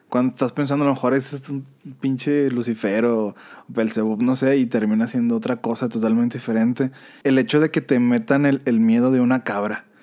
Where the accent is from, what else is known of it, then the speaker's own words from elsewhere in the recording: Mexico; como mexicano